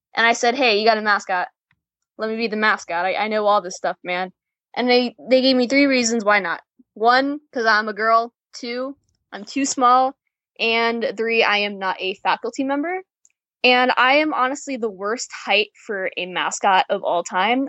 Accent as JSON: {"language": "English", "town": "Chicago", "region": "Illinois", "country": "United States", "moved": "yes", "lives_now": "Orlando, United States", "said": "I'm from Chicago originally, living in Orlando now"}